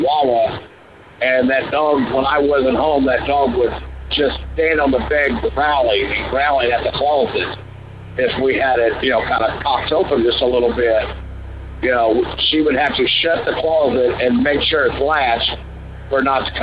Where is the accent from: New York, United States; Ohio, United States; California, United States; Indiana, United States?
Indiana, United States; southern; We're from Indiana, southern Indiana